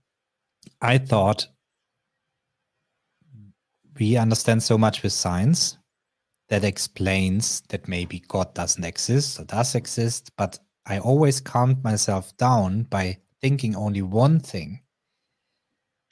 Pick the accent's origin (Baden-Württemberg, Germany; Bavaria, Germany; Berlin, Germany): Bavaria, Germany; I grew up in Bavaria